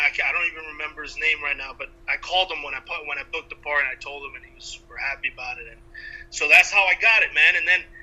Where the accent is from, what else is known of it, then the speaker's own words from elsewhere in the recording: Cuba; I'm Cuban